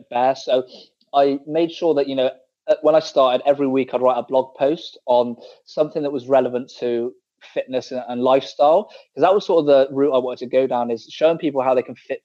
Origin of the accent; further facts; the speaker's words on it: Bristol, South West England, United Kingdom; moved away; I'm from Bristol originally, back in the UK. So that's like the West Country, for guys that don't know